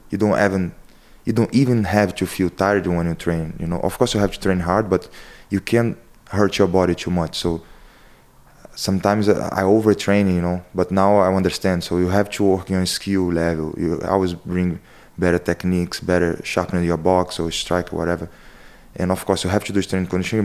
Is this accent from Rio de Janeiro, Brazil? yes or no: yes; Rio de Janeiro, Brazil; English is a second language; moved away as an adult; now in Ireland; I'm come from Rio de Janeiro, and it's a very deep and hide city called Chingua.